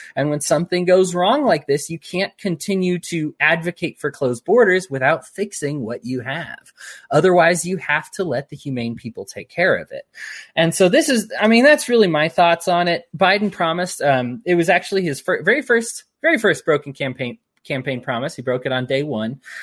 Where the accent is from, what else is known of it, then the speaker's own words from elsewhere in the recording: United States; I'm an American.